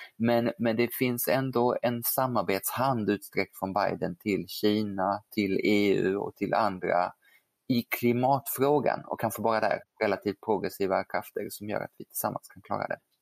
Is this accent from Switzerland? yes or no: yes; Geneva, Switzerland; now in Sweden; jag ju kan franska eftersom jag är född i Genève